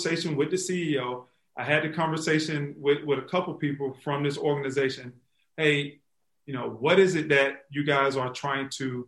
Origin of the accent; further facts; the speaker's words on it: Florida, United States; moved away as an adult; also born or lived in Chicago; when I moved back to Florida, she lives here in my hometown.